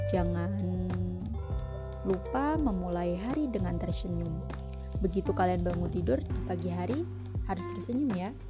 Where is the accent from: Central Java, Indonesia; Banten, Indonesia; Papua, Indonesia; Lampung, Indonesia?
Central Java, Indonesia; Salatiga; Oh iya, perkenalkan … asalku dari Salatiga. Salam kenal dari aku ya.